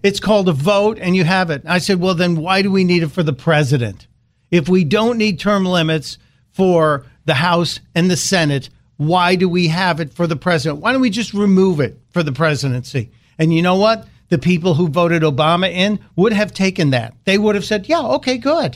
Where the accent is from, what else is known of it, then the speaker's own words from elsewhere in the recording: Chicago, Illinois, United States; growing up in Chicago